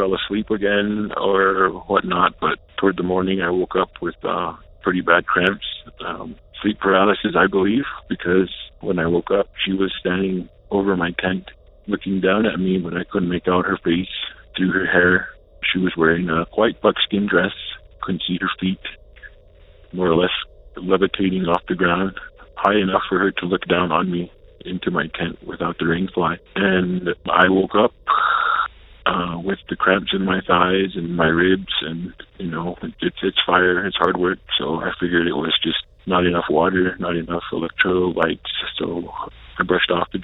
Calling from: Taos Pueblo, New Mexico, United States; I'm calling from Taos Pueblo, New Mexico

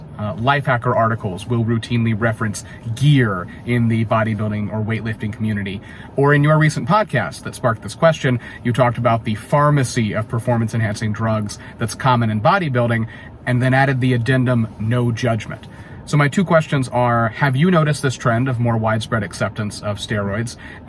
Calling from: Houston, Texas, United States; Hi, Adam. … from Houston.

